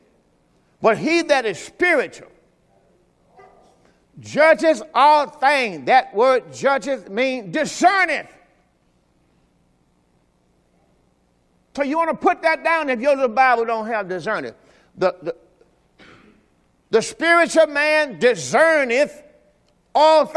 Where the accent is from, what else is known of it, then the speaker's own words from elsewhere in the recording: Mississippi, United States; I'm from Mississippi.